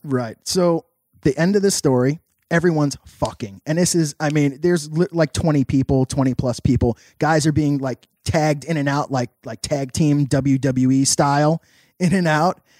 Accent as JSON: {"language": "English", "town": "New York City", "region": "New York", "country": "United States", "said": "I'm from New York City. I'm not easily shell shocked."}